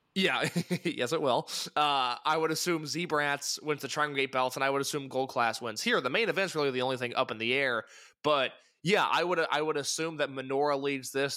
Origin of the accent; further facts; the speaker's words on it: Midwest, United States; I'm from the Midwest.